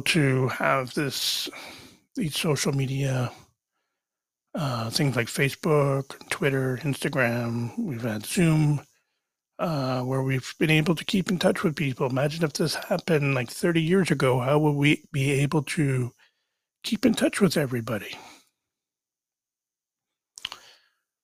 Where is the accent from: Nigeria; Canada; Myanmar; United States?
Canada; I am Canadian